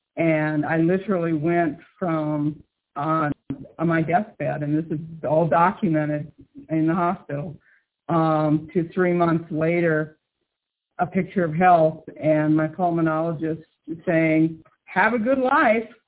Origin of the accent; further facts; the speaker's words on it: Midwest, United States; I grew up in the Midwest on a farm